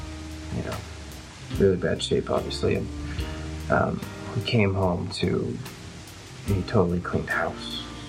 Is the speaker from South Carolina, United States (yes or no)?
no; Northern California, United States; moved away as an adult; now in Colorado, United States; I grew up in Northern California, and now I'm in Colorado for about 3 years.